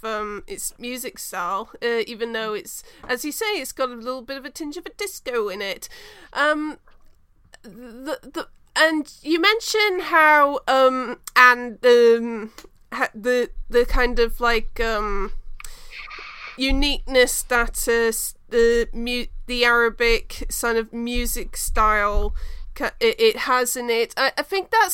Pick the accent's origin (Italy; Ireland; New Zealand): New Zealand; I am from New Zealand